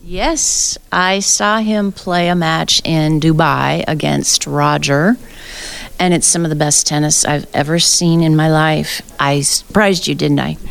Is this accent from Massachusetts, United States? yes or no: no; South Dakota, United States; now in Phoenix, United States; so uh, I grew up in South Dakota, and I've lived all over the U.S., but I currently am in the desert in Phoenix, Arizona